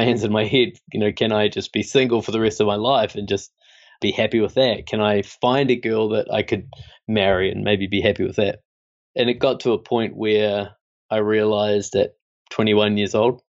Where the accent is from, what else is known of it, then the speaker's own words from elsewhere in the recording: Christchurch, Canterbury, New Zealand; I grew up in New Zealand and in Christchurch